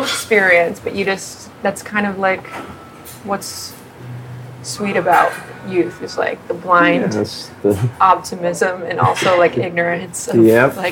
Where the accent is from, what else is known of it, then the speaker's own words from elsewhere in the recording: Huntington, West Virginia, United States; also born or lived in Philadelphia, Pennsylvania; now in Phoenixville, United States; I grew up in West Virginia.